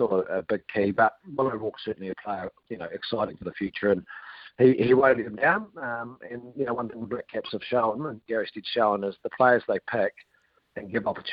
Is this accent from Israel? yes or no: no; Otago, New Zealand; I know I'm from Otago